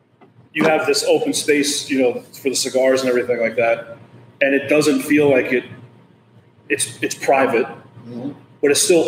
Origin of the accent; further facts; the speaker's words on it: New York City, New York, United States; moved away as an adult; I grew up. Jobs in high school growing up on Long Island in New York City